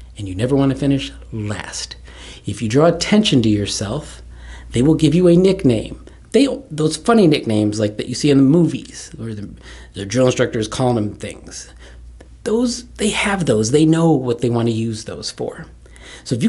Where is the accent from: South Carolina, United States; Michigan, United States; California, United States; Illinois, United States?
Michigan, United States; Kalamazoo; moved away as an adult; I grew up in Kalamazoo, Michigan, 2.5 hours west of Detroit